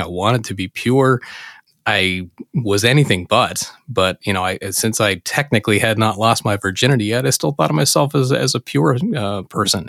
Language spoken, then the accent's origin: English; Pennsylvania, United States; in my home state of Pennsylvania